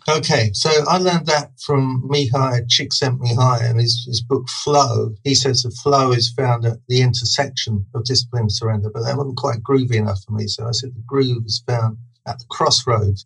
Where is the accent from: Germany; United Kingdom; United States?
United Kingdom; Brighton, South East England; I grew up in Brighton